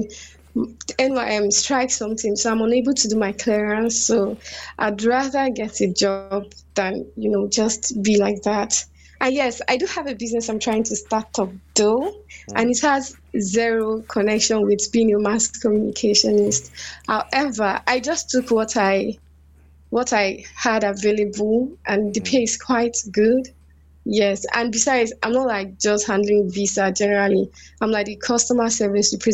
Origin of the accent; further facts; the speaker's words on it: Cross River, Nigeria; I'm from Cross River State